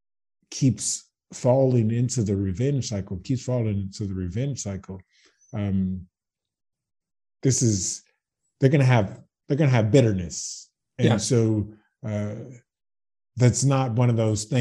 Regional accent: Baton Rouge, Louisiana, United States; moved away as an adult; now in Zagreb, Croatia; I'm from Baton Rouge, Louisiana

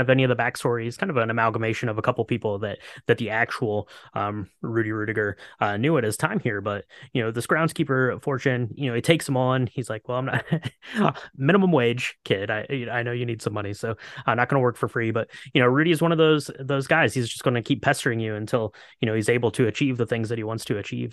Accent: Ohio, United States; I grew up in Ohio

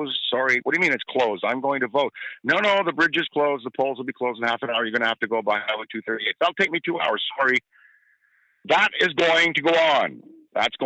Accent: Ottawa, Ontario, Canada; I grew up in Ottawa

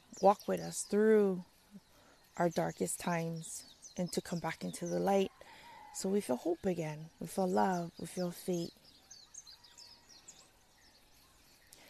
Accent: Kauai, Hawaii, United States; moved away as an adult; now in Oahu, United States; after high school, and I moved away from Kauai to Oahu

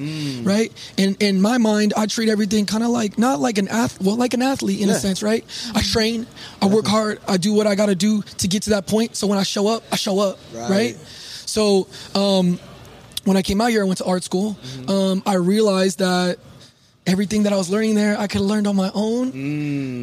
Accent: San Diego, California, United States; moved away as an adult; now in Phoenix, United States; I'm from San Diego

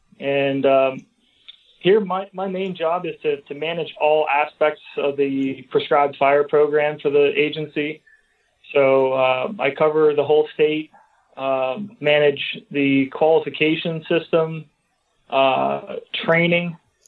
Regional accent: Hummelstown, Pennsylvania, United States; So I grew up in Hummelstown.

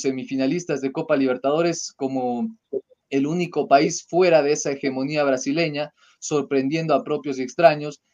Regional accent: Ecuador; de poder decir que somos ecuatorianos

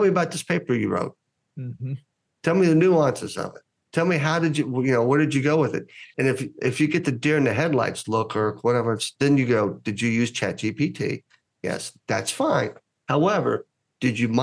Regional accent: United States; being Greek American

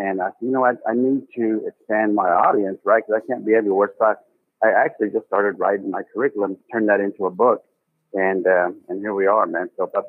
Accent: North Texas, United States; He's one of my hometown guys here from North Texas

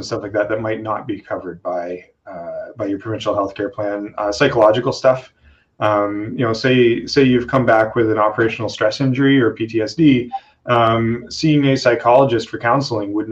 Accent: Canada; also born or lived in the Maritimes; I'm Canadian

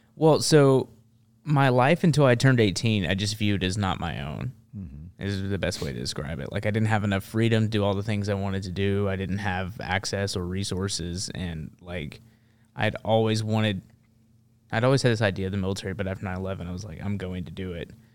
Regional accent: Memphis, Tennessee, United States; now in Nashville, United States; I grew up in Memphis, and that's a very um, interesting place to grow up.

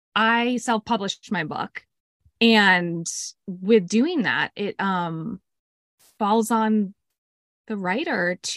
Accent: Greenwich, Connecticut, United States; growing up as a kid, I grew up in Greenwich, Connecticut, which is a pretty affluent town. And I had a pretty, you know, sheltered life. Youngest of three girls.

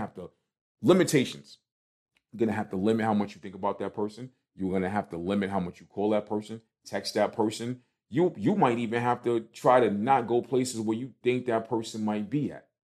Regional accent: New York City, New York, United States; me coming from Brooklyn

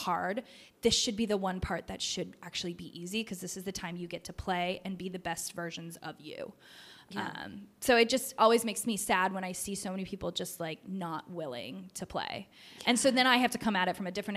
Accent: the South, United States; I am from the South

